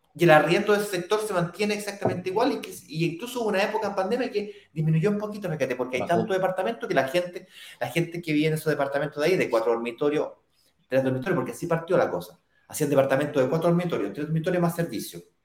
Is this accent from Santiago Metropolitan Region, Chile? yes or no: yes; Santiago, Santiago Metropolitan Region, Chile; yo viví toda mi vida en Las Condes con Apoquieto